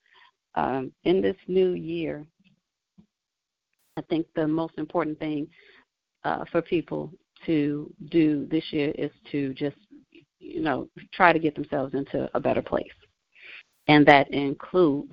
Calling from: Indiana, United States; I am calling from Indiana

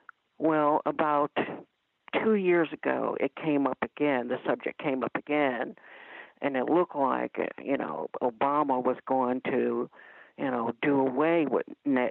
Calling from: Ohio, United States; I'm calling from Ohio.

